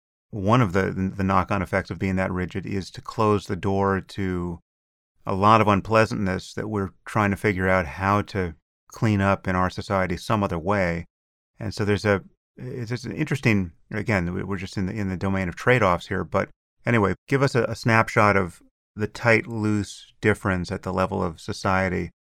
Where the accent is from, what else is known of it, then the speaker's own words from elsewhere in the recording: United States; And I'm certainly American enough to be horrified at the extreme versions of all this.